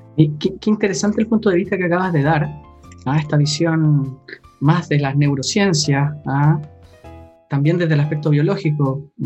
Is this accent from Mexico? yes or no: no; Chile; cuando era chico acá en Chile